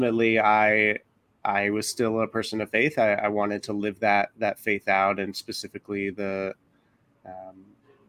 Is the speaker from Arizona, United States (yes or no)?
yes; Tempe, Arizona, United States; moved away as an adult; also born or lived in Oklahoma City, Oklahoma; now in Los Angeles, United States; I grew up in Tempe, Arizona.